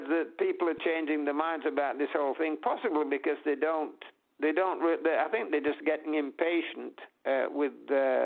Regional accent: United Kingdom; we're British

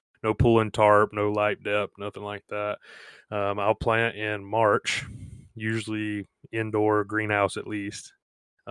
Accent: Gulf Coast, United States; moved away as an adult; I am originally from the Gulf Coast

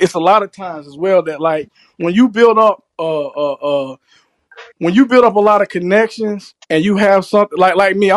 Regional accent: South Florida, United States; I'm from South Florida

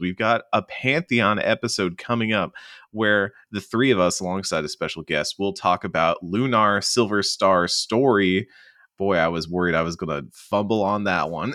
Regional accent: the American South, United States; as a Southerner

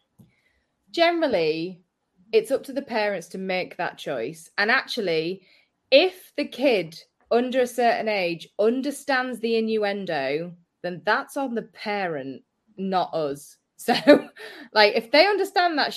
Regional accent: Hull, Yorkshire and the Humber, United Kingdom; I'm from Hull

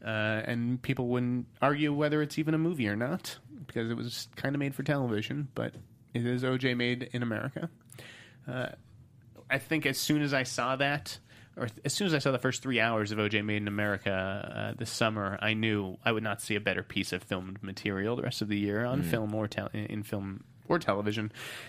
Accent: Boston, Massachusetts, United States; Maybe it's because I'm from Boston.

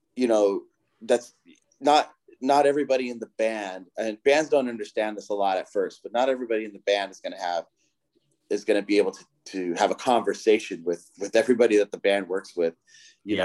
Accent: Southern California, United States; I'm from Southern California

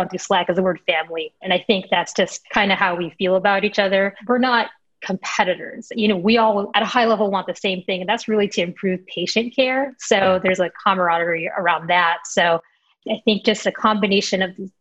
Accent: Chicago, Illinois, United States; Chicago, my hometown, born and raised in a North Side, very proud

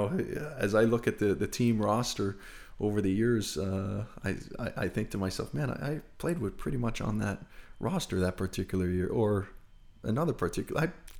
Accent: Rockland, Ontario, Canada; Where, you know, you grew up being, at the time as a child, a Montreal Canadiens fan, growing up in Rockland in Ottawa.

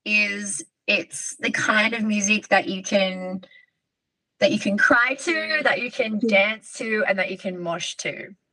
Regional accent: Sydney, New South Wales, Australia; she, her. I'm from Sydney, Australia

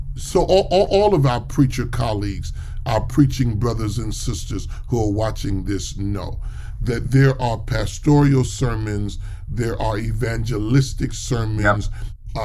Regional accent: New York City, New York, United States; I'm from New York, and so I grew up not far from Cathedral of St. John the Divine

